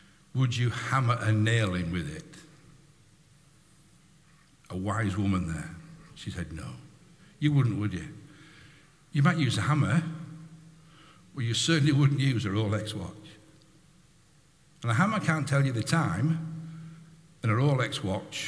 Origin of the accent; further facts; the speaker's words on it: United Kingdom; We're British, most of us. We're British.